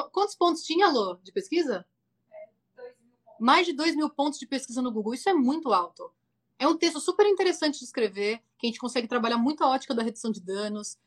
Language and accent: Portuguese; Brazil; moved away as an adult; now in California, United States; saí do Brasil como uma mulher